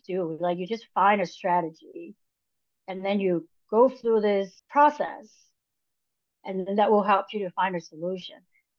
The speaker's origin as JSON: {"language": "English", "country": "Hong Kong", "second_language": "English", "moved": "as an adult", "lives_now": "Los Angeles, United States", "said": "So I went to art school when I moved to Los Angeles from Hong Kong."}